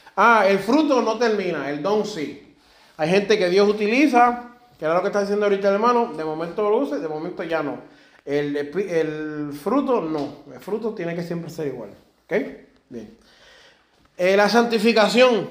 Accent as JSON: {"language": "Spanish", "country": "Puerto Rico", "also_born_or_lived": "Germany", "said": "Yo soy puertorriqueño y alemán"}